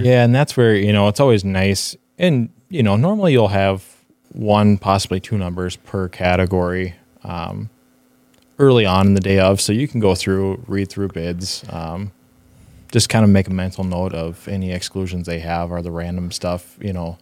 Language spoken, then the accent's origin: English; Northfield, Minnesota, United States; also born or lived in Pittsburgh, Pennsylvania; grew up, uh, early part of my life in Pittsburgh and then, um, moved to Northfield, Minnesota, just south of Twin Cities. So, um, went to, yeah, finished up school there, went to high school there